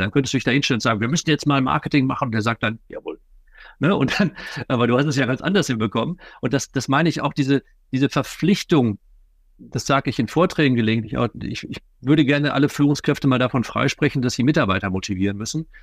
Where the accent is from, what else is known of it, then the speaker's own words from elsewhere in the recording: Ruhr area, North Rhine-Westphalia, Germany; bei uns im Ruhrgebiet